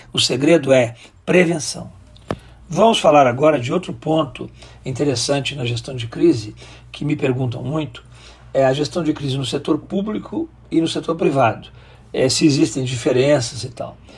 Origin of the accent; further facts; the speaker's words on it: Rio Grande do Sul, Brazil; moved away as an adult; also born or lived in Brasília; sou natural do Rio Grande do Sul